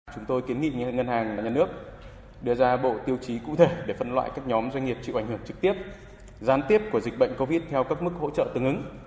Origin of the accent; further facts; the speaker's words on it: Trung Du, hometown in Vinh Phuc province, Vietnam; Tôi thì ờ, là người sinh ra và lớn lên ở vùng Trung